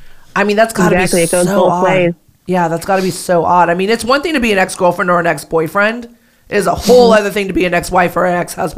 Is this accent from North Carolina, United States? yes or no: no; Manhattan Beach, California, United States; also born or lived in Santa Monica; I grew up in the South Bay, which is Manhattan Beach, Hermosa, Redondo. But I mainly grew up in Manhattan Beach.